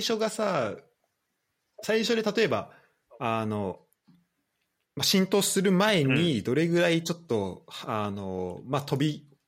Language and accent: Japanese; Saitama, Japan; 俺らはさ、浦和ん、出身というか、浦和住んでたのもあるから